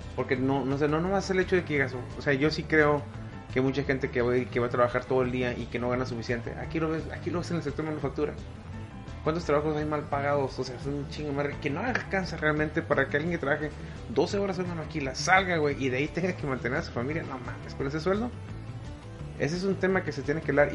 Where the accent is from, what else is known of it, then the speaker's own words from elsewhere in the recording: Mexico; el, pedo cultural que ya tenemos arraigado como mexicanos católicos